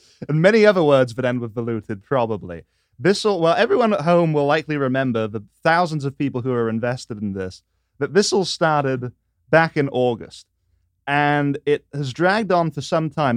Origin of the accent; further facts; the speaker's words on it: England, United Kingdom; moved away as an adult; now in Washington, D.C., United States; how it was back home.